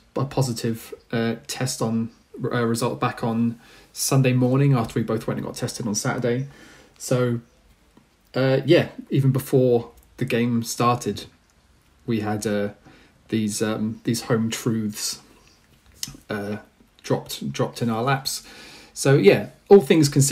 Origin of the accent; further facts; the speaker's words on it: England, United Kingdom; as English football fans